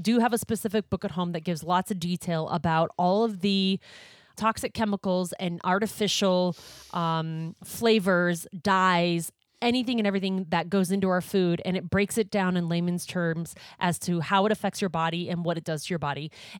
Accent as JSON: {"language": "English", "region": "Montana", "country": "United States", "tie": "born or raised there", "said": "I grew up in Montana."}